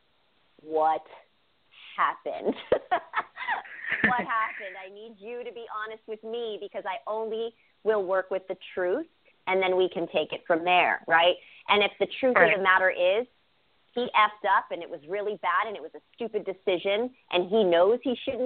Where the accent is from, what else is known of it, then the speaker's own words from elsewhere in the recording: Bay Area, California, United States; growing up in the Bay Area, my family was divided.